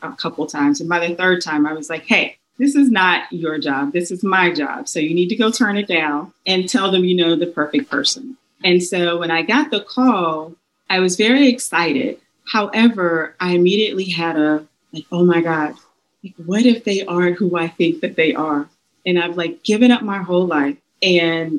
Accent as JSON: {"language": "English", "region": "South Carolina", "country": "United States", "moved": "yes", "lives_now": "Charlotte, United States", "said": "I'm from South Carolina"}